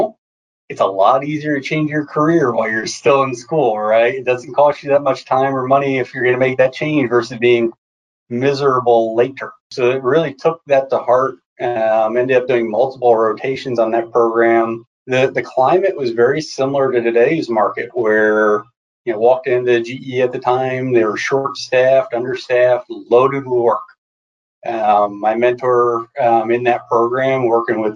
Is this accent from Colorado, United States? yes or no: no; New Jersey, United States; moved away as an adult; also born or lived in South Carolina; now in Charlotte, United States; Grew up in New Jersey, lived kind of the beach life just off of Long Beach